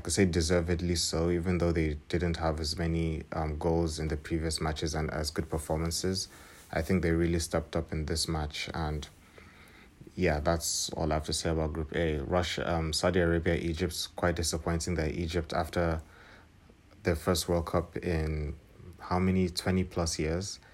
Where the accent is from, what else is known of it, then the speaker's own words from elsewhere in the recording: Nigeria; I am from Nigeria